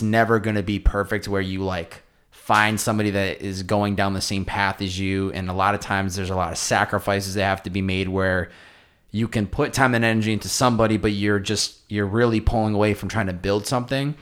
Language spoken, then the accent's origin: English; East Coast, United States; now in Southern California, United States; I grew up on the East Coast